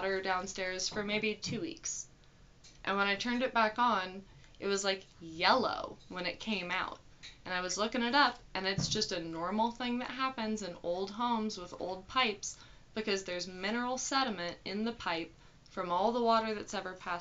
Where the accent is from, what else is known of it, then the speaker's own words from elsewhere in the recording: near Wakulla Springs, Florida, United States; moved away; Wakulla Springs, which is right outside my hometown